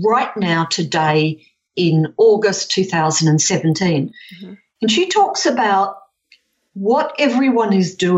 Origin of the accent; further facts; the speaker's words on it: Perth, Western Australia, Australia; I'm 63, so I grew up in Perth in the 50s and the 60s